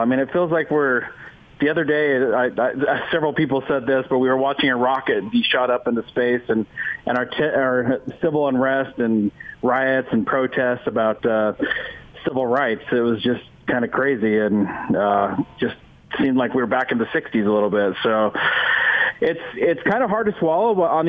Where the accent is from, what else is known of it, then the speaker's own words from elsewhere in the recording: Utah, United States; I grew up in Utah